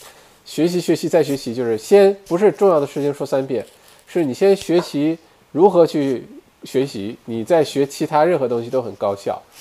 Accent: Beijing, China; 猫本鱼肯定不是北京人，这点可以确定，因为我是，哈哈。OK，猫本鱼你好，对吧？北京人就觉得我没有北京口音，然后北京以外的人都觉得我有北京口音

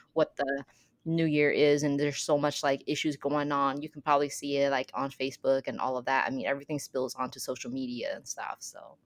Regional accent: Midwest, United States; I'm from the Midwest

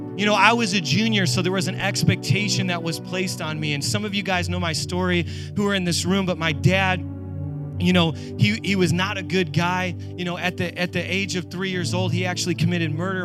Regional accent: New York, United States; I am a New Yorker

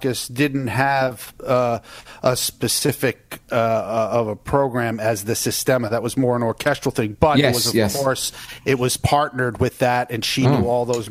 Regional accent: Long Island, New York, United States; I grew up on Long Island

